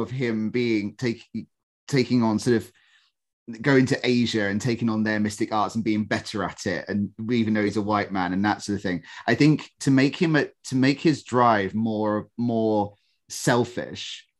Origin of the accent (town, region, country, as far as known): United Kingdom